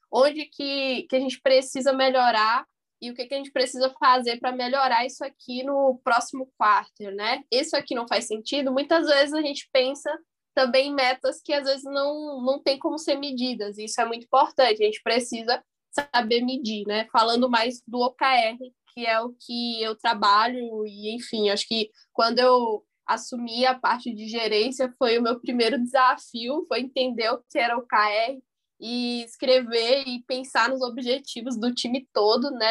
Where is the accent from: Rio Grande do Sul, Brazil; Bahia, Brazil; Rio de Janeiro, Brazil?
Bahia, Brazil; sou aqui da Bahia